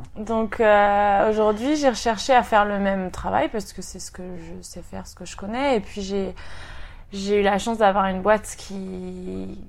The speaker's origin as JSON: {"language": "French", "town": "Rennes", "region": "Brittany", "country": "France", "also_born_or_lived": "Paris", "moved": "as an adult", "lives_now": "Sydney, Australia", "said": "je viens de Rennes, en Bretagne, et j'habite à Sydney dans le quartier de King's Cross"}